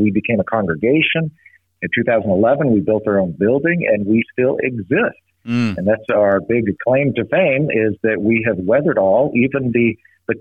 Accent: Los Alamos, New Mexico, United States; I grew up in Los Alamos, New Mexico, but again, like I said, not as a Lutheran, but actually as a Roman Catholic

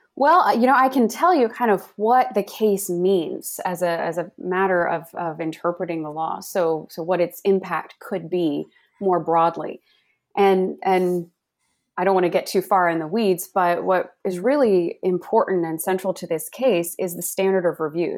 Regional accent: Dallas-Fort Worth, Texas, United States; also born or lived in Virginia; I grew up in the Dallas-Fort Worth, Texas area

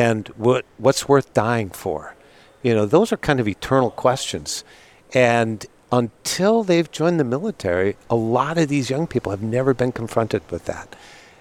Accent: Seattle, Washington, United States; I grew up in Seattle, Navy town

